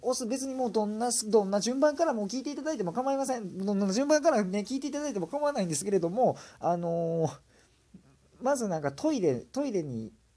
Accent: Kansai, Japan; accent: Kansai dialect; すごい関西弁が出てしまってるんですけどもね

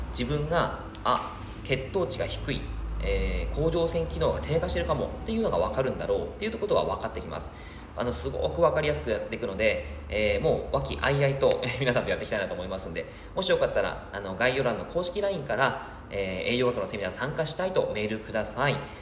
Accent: Yamagata, Japan; now in Fukuoka, Japan; 地元の山形の方でも

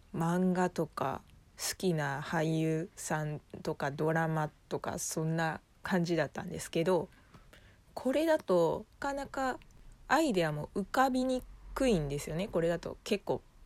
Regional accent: Kobe, Hyogo, Japan; 地元の神戸

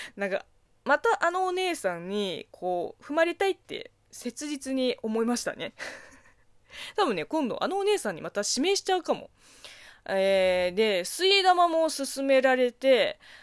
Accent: China; 中 国生まれ、中国育ちの私

